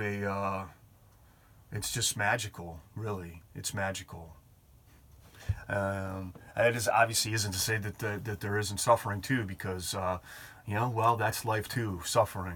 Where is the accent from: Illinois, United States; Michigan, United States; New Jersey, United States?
Michigan, United States; Detroit; that's my hometown here